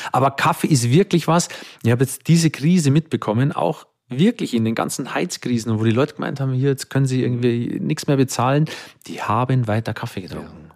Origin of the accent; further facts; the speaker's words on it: Bavaria, Germany; bin im, im katholischen Dorf in Bayern aufgewachsen